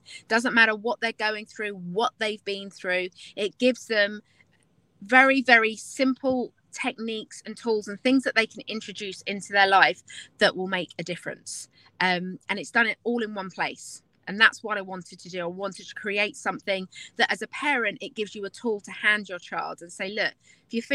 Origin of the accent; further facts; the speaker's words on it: London, United Kingdom; now in Nashville, United States; I am from London originally, but I now live in Nashville, Tennessee